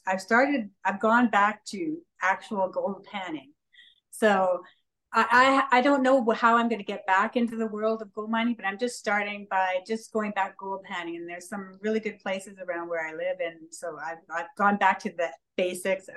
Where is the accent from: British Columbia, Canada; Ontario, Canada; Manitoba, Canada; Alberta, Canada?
British Columbia, Canada; Lillooet; Lillooet, which is my hometown